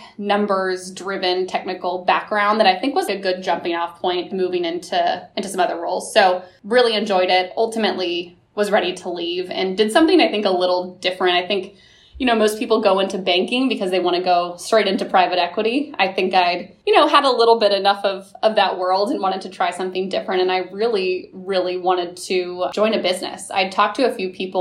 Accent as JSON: {"language": "English", "town": "Kansas City", "region": "Missouri", "country": "United States", "tie": "born or raised there", "also_born_or_lived": "Nashville, Tennessee / New York City", "moved": "as an adult", "lives_now": "St. Louis, United States", "said": "I am originally from Kansas City, Missouri. Great place to grow up"}